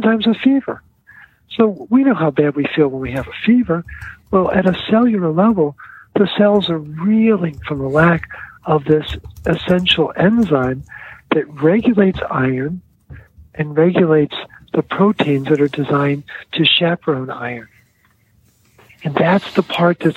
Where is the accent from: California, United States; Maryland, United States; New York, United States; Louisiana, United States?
Maryland, United States; Baltimore; my kids call me … because I come from Baltimore.